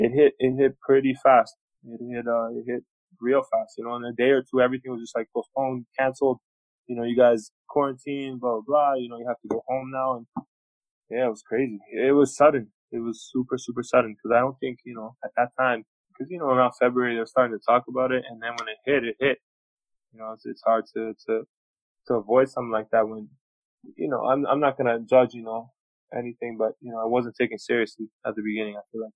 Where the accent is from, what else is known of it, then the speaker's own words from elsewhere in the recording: Belgrade, Serbia; I was born in Belgrade, and my dad, you know, has this stuff going on in the war and whatnot.